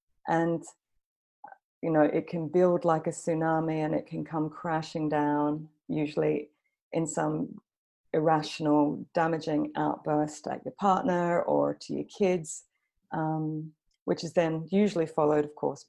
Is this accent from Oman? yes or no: no; Australia; also born or lived in London; now in Copenhagen, Denmark; So I live in Copenhagen in Denmark, but you can probably tell from my kind of messed up accent that I'm Australian. I've also lived in London for about 9 years.